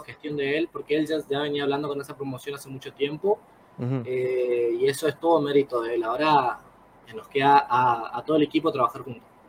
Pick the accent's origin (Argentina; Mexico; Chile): Argentina; El Colorado, Formosa; yo soy del Colorado Formosa